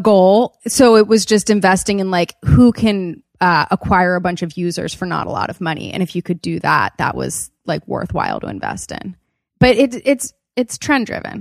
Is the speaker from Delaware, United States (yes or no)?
yes; Wilmington, Delaware, United States; also born or lived in Los Angeles; I grew up in Wilmington, Delaware.